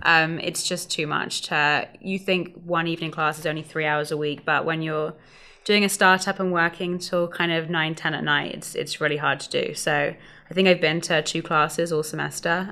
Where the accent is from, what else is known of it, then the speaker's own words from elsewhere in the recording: London, United Kingdom; moved away as an adult; now in Atlanta, United States; from London, just outside of London